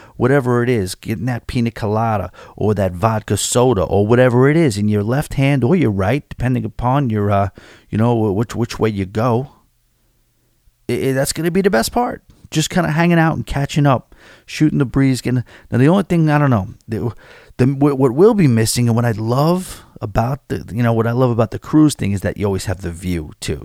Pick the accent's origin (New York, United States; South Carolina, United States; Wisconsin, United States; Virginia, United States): New York, United States; as a New Yorker, a born-and-bred New Yorker